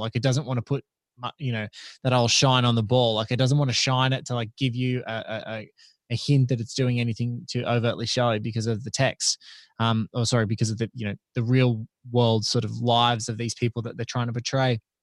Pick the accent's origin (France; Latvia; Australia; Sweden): Australia; as an Aussie